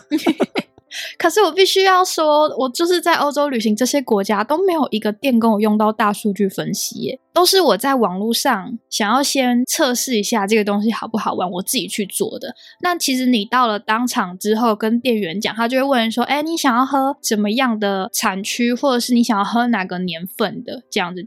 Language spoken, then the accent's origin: Chinese; Taiwan; moved away as an adult; now in United Kingdom; 我们台湾人